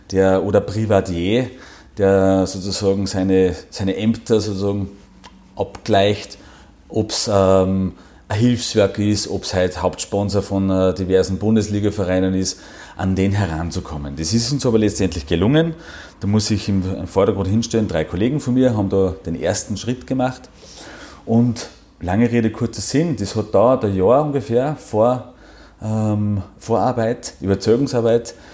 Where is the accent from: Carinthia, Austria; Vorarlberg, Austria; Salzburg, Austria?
Salzburg, Austria; now in Tyrol, Austria; Bin ein Salzburger, ja, komme aus dem Bangau, ähm, nämlich da in der Nähe von Werfen, da bin ich aufgewachsen.